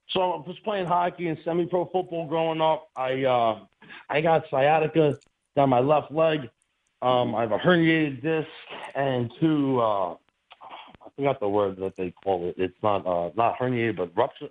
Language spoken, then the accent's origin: English; New York City, New York, United States; in New York City, we used, to, we used to do bricks and foundations